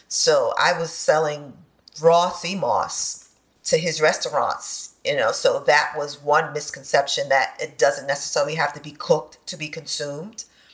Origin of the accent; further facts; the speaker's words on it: Bronx, New York, United States; So I did grow up eating a lot of highly processed foods.